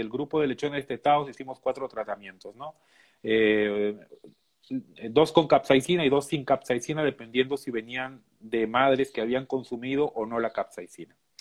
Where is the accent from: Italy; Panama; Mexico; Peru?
Peru; moved away as an adult; now in Minnesota, United States; soy de Perú